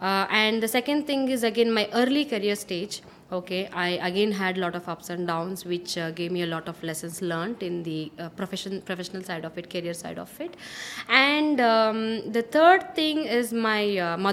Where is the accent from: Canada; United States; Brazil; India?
India; Bangalore, Karnataka; born and brought up in Bangalore